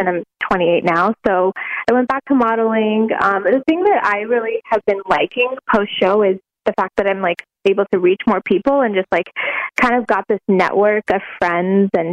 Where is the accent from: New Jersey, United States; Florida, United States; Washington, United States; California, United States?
New Jersey, United States; Central; I grew up in Jersey, actually.